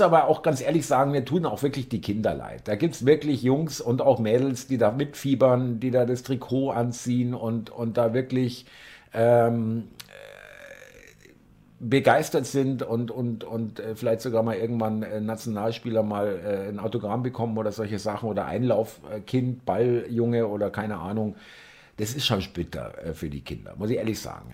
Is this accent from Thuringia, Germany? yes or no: no; Munich, Bavaria, Germany; ich komme aus München